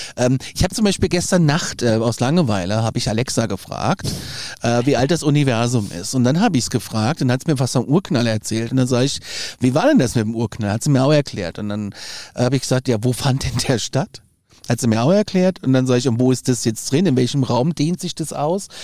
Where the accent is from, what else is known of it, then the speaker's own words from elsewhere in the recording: Hesse, Germany; ich bin in Hessen zur Schule gegangen